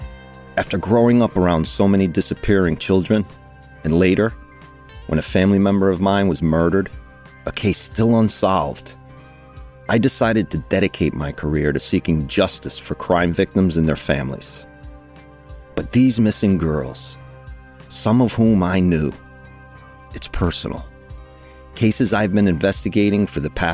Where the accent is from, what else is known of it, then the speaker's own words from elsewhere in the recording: Ellington, Connecticut, United States; they relocated to my hometown, Ellington, Connecticut.